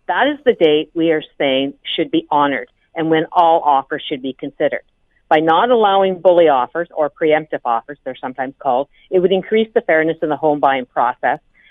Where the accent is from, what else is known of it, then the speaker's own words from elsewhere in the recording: Grey Bruce area, Ontario, Canada; I come from the Grey Bruce area